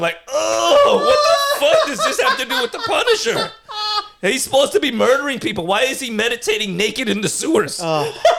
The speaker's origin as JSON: {"language": "English", "town": "New York City", "region": "New York", "country": "United States", "tie": "born or raised there", "said": "cause I grew up in Brooklyn around some like legit like Rastafarites"}